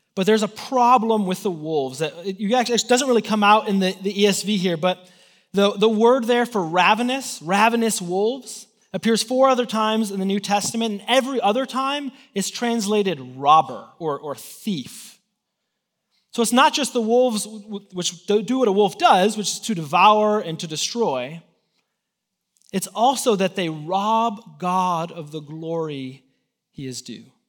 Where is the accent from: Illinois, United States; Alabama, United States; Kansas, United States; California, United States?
Illinois, United States; Chicago; moved away as an adult; now in Texas, United States; I'm from Chicago. I, uh, I went to college there